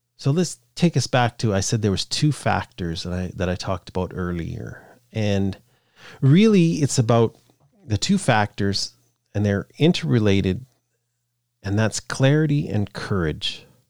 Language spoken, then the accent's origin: English; Canada; I'm Canadian